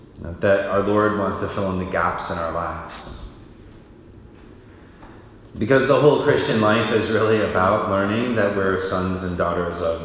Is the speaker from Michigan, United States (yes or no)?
yes; Michigan, United States; now in Lincoln, United States; I grew up in Michigan